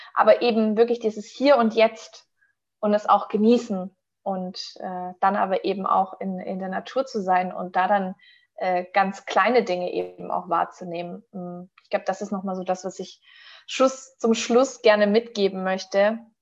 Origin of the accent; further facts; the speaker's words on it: Stuttgart region, Baden-Württemberg, Germany; ich komme aus der Region von Stuttgart